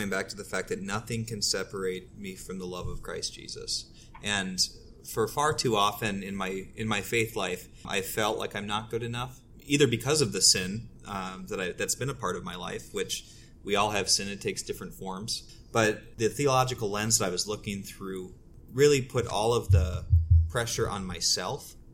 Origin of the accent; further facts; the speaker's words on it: Omaha, Nebraska, United States; All right, I'm uh … I'm from Omaha, Nebraska.